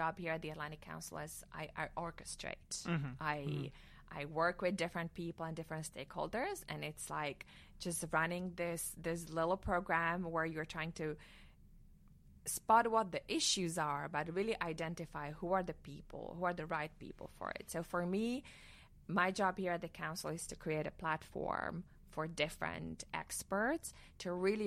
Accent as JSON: {"language": "English", "country": "Slovakia", "tie": "born or raised there", "moved": "as an adult", "lives_now": "Washington, D.C., United States", "said": "I'm from Slovakia. I grew up there. I went to law school there."}